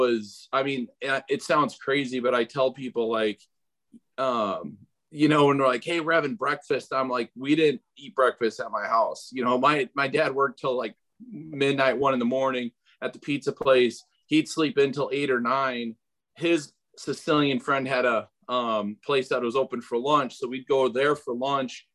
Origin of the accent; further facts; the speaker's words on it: Pike County, Illinois, United States; I grew up in Pike County, Illinois